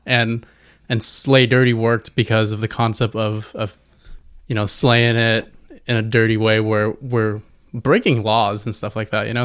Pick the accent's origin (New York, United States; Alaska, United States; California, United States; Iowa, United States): California, United States; Fontana; we're from Fontana, so, you know, we got we got that culture behind us